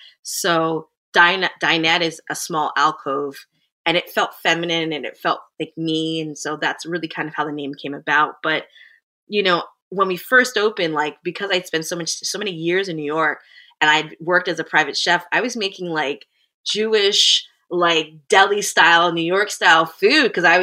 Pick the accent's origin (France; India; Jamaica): Jamaica; being I'm a Jamaican woman and my husband is a Greek background.